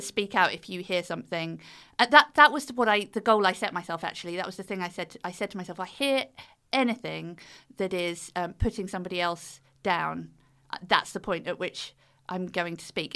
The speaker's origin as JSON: {"language": "English", "country": "United Kingdom", "accent": "British", "said": "We're British"}